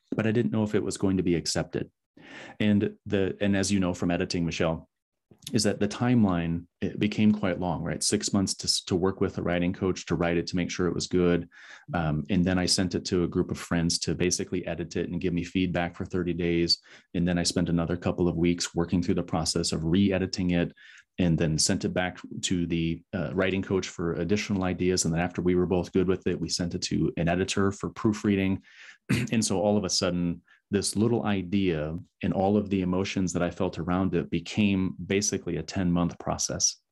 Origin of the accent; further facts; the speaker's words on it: West Michigan, United States; moved away; my hometown in West Michigan